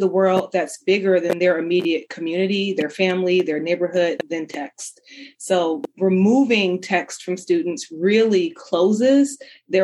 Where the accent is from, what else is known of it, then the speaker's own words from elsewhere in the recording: Detroit, Michigan, United States; moved away as an adult; also born or lived in Ann Arbor, Michigan / Las Vegas, Nevada; I grew up in Detroit in the 80s and 90s